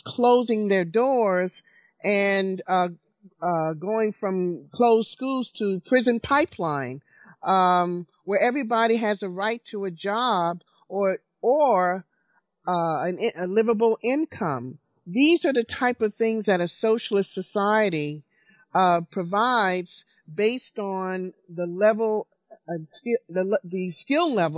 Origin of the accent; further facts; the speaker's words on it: Alabama, United States; I was born under segregation in Alabama in 1952